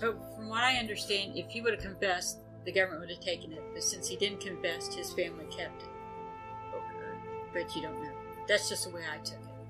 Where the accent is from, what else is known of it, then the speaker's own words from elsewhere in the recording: United States; we're American